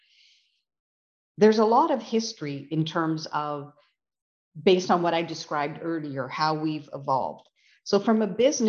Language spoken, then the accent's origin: English; West Coast, Canada; now in Canadian Prairies; having been born and raised on the West Coast